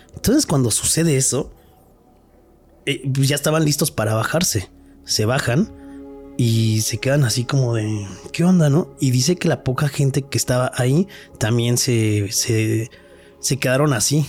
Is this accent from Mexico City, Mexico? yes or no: yes; Mexico City, Mexico; que tenemos los de acá los chilangos